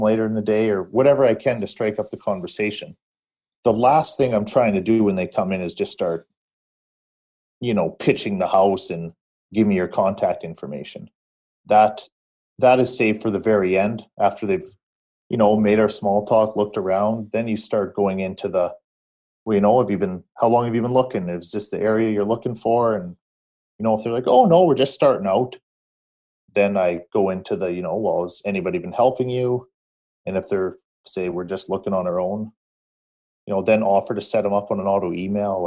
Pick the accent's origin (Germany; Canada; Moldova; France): Canada; Saskatchewan; Still in Saskatchewan.